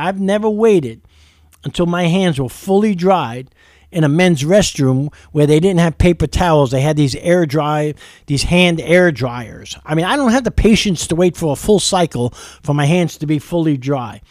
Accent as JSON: {"language": "English", "town": "New York City", "region": "New York", "country": "United States", "moved": "yes", "lives_now": "Lexington, United States", "said": "I'm from New York City."}